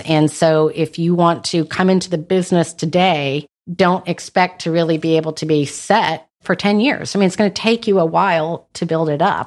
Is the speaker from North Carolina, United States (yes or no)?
yes; North Carolina, United States; I was born and raised in North Carolina.